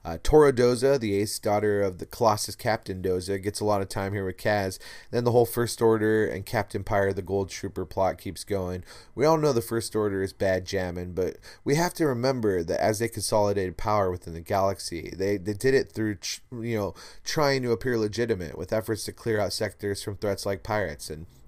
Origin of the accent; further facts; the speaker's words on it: Liverpool, North West England, United Kingdom; I'm from Liverpool. And I do bad accents, as you know, my friends.